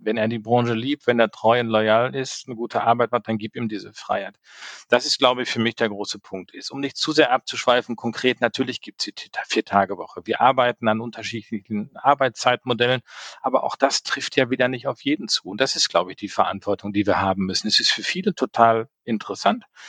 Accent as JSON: {"language": "German", "area": "Sauerland", "region": "North Rhine-Westphalia", "country": "Germany", "tie": "born or raised there", "moved": "yes", "lives_now": "Düsseldorf, Germany", "said": "gebürtiger Sauerländer"}